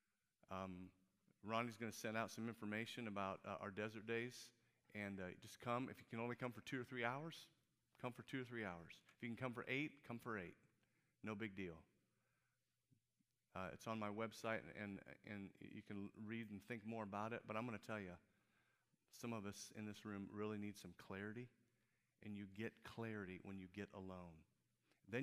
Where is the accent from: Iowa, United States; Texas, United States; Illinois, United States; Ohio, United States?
Illinois, United States; Peoria; moved away as an adult; Now, Peoria is my hometown. I grew up in Peoria